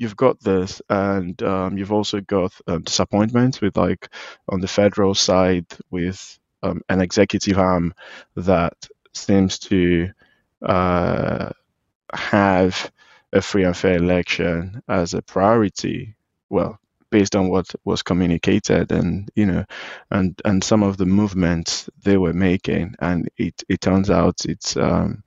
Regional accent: Nigeria; as a Nigerian

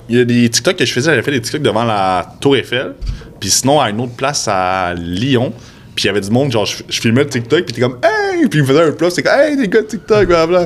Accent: Quebec, Canada; je suis, québécois

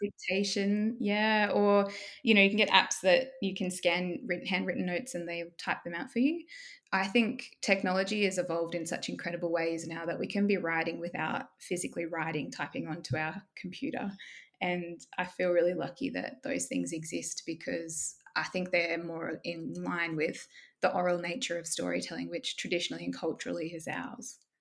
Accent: Southern Highlands, New South Wales, Australia; also born or lived in Wollongong; I grew up in the Southern Highlands

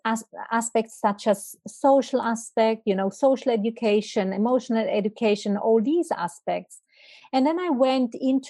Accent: Italy; moved away as an adult; also born or lived in Milan, Italy / Switzerland; now in Zurich, Switzerland; I'm not Swiss. I'm from Italy.

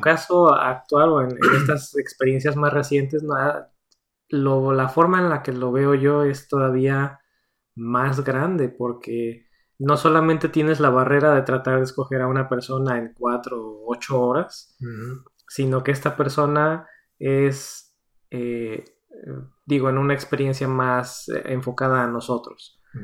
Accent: Mexico; moved away as an adult; now in United States; los dos somos de México

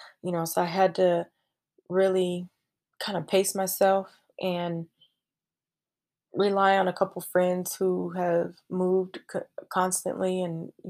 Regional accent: Seattle, Washington, United States; moved away as an adult; also born or lived in California; Washington is home. Seattle, Washington

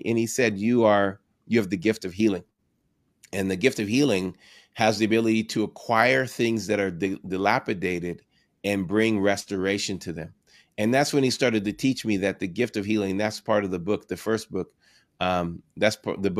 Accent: San Diego, California, United States; I moved from Orange County in San Diego, actually from San Diego, California, to pastor there, and it was a completely different environment being from San Diego and then being in that area.

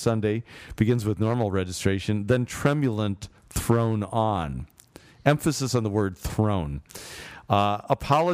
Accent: Chicago, Illinois, United States; I'm from Chicago.

